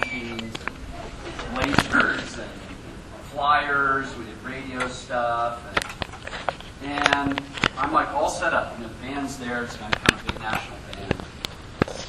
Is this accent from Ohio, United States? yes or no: yes; Columbus, Ohio, United States; now in Denver, United States; I'm originally from Columbus, Ohio, home of the Ohio State University.